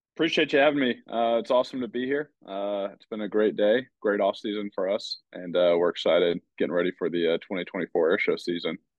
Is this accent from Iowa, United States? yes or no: yes; Davenport, Iowa, United States; I grew up in Davenport, Iowa.